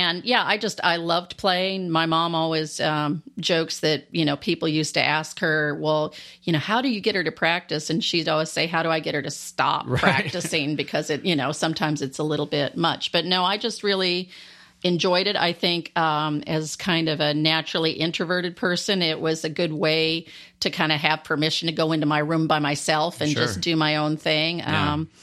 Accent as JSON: {"language": "English", "town": "Landstuhl", "region": "Rhineland-Palatinate", "country": "Germany", "tie": "born there", "said": "I was born actually in Landstuhl, Germany, which is by Ramstein Air Force Base."}